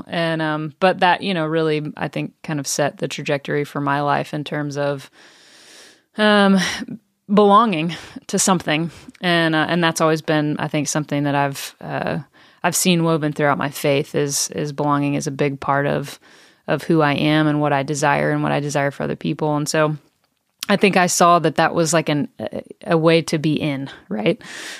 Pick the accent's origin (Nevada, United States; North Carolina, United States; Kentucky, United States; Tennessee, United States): Tennessee, United States; I grew up in East Tennessee and grew up going to church became a follower of Jesus at a young age.